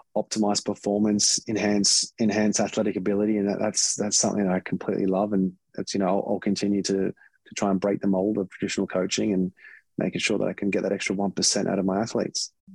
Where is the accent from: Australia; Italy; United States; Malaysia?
Australia; being Australian